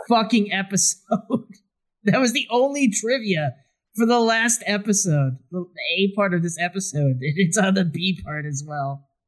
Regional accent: Derby, Kansas, United States; also born or lived in Wichita, Kansas; I grew up in Derby, Kansas, south of Wichita, which is where I'm living now.

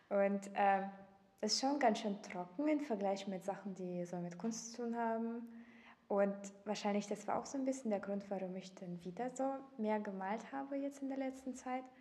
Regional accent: Russia; German is a second language; moved away as an adult; now in Leipzig, Germany; Ähm, ich komme ursprünglich aus Russland und äh, bin äh, zum Studieren nach Deutschland gekommen, habe hier die Sprache gelernt

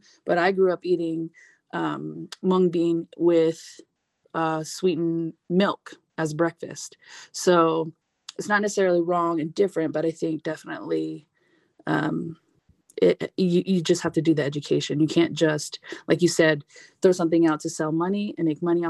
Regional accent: Central Luzon, Philippines; We're from Nueva Ecija, which is closer to, you know, inland Manila

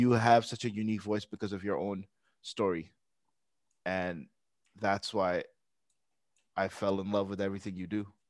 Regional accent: Pakistan; I'm Pakistani myself

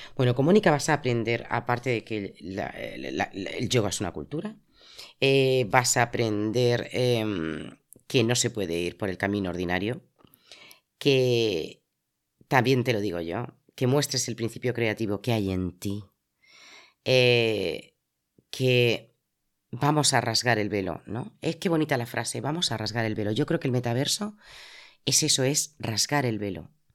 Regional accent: Madrid, Community of Madrid, Spain; moved away as an adult; now in Zaragoza, Spain; yo soy madrileña, he vivido muchas partes de España

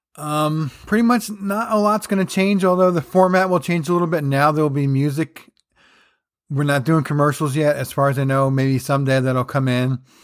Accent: New Jersey, United States; growing up in Jersey

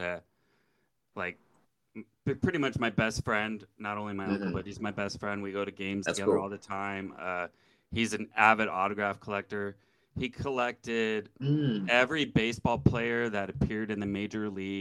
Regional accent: San Jose, California, United States; moved away as an adult; also born or lived in Santa Clara; now in Sacramento, United States; I was born in Santa Clara and then, was in San Jose my whole life until a couple years ago when I moved to Sacramento

